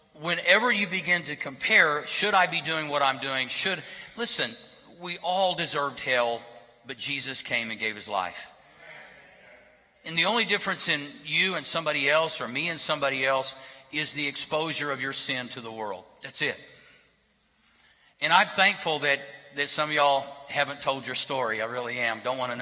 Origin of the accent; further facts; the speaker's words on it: Berry Hill, United States; grew up in Berry Hill